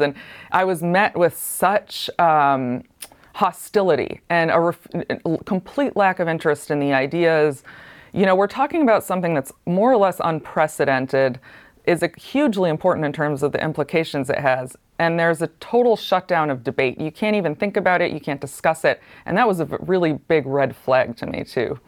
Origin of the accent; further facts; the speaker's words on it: Ithaca, New York, United States; I grew up in Ithaca, New York, which is, like, the most hippie place you can imagine